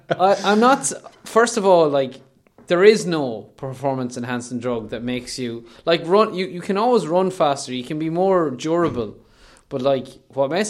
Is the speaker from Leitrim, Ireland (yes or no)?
yes; Leitrim, Ireland; I'm I'm I am technically from South Leitrim, but from whatever we're nominally, we voted in North Leitrim.